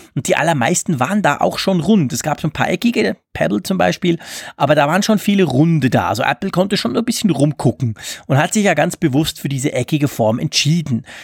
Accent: Switzerland; bei uns in der Schweiz

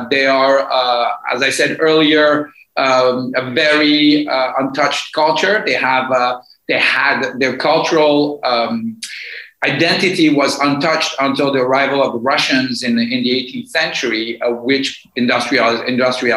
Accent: Morocco; also born or lived in Tehran, Iran; now in Athens, Greece; I grew up in Morocco after the Iranian Revolution

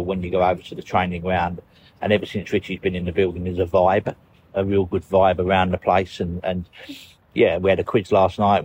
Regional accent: London, United Kingdom; I was brought up in West Ham, in Newham.

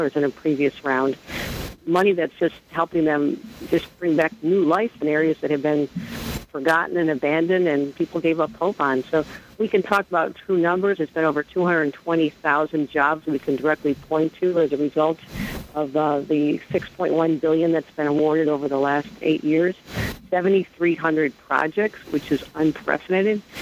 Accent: Western New York, United States; I come from Western New York

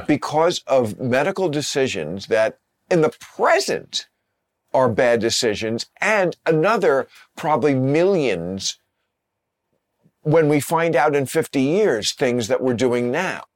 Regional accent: New Jersey, United States; New Jersey

